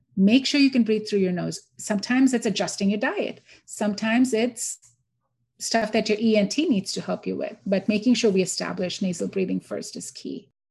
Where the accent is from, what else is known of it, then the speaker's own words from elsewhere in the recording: India; now in Houston, Texas, United States; so I grew up in India. I'm born and raised in India.